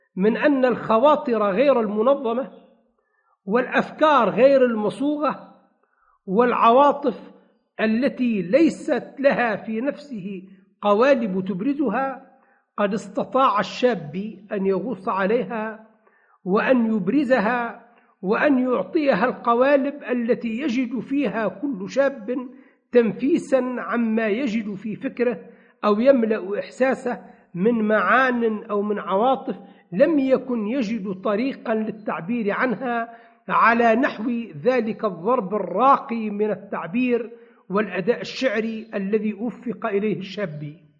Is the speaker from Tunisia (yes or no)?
yes; Tunisia; عندنا بتونس